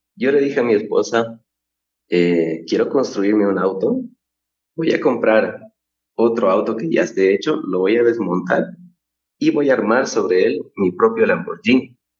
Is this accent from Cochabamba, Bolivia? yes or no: yes; Cochabamba, Bolivia; soy oriundo de Bolivia, Cochabamba es mi ciudad natal